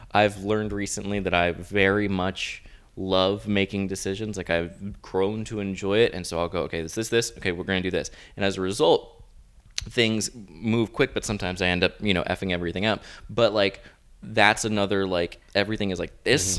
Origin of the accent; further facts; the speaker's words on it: Florida, United States; now in Los Angeles, United States; I live in Los Angeles. I'm originally from Florida